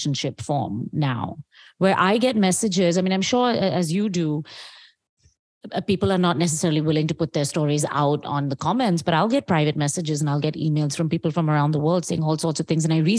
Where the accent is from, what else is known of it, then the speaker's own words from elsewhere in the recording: India; as an Indian woman